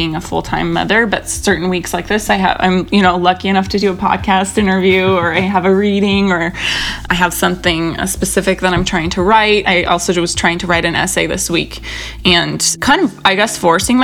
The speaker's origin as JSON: {"language": "English", "region": "Pacific Northwest", "country": "United States", "also_born_or_lived": "Los Angeles", "moved": "yes", "lives_now": "Portland, United States", "said": "I'm from the Northwest originally as well."}